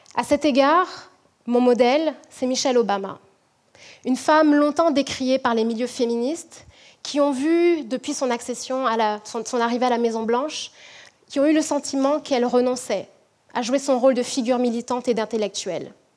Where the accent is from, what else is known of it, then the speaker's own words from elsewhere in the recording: French Guiana; now in Quebec City, Canada; je suis originaire de la Guyane